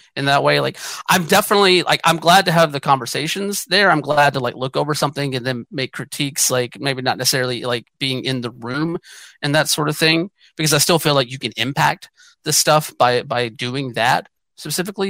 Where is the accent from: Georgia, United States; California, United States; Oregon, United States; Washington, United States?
Georgia, United States; moved away as an adult; also born or lived in Atlanta, Georgia; now in western United States; I grew up in Georgia. I left Georgia partially because of the Georgia summers.